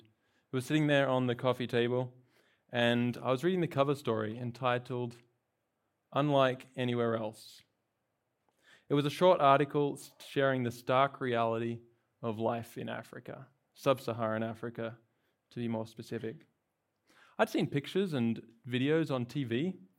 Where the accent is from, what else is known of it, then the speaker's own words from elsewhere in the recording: Australia; moved away as an adult; now in California, United States; I've, uh, not from here, I'm from Australia. I've been in California for about a year.